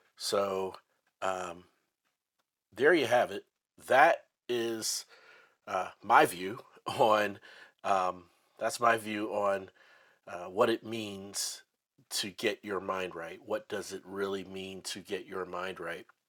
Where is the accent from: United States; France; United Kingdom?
United States; Midwest; also born or lived in North Dallas, Texas; now in Dallas, United States; I'm from the the Midwest